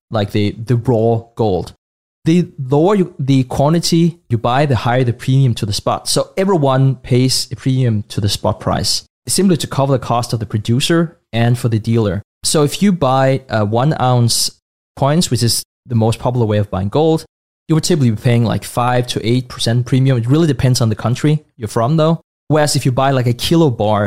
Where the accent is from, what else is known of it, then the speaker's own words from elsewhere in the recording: Denmark; also born or lived in Asia; born and raised in Denmark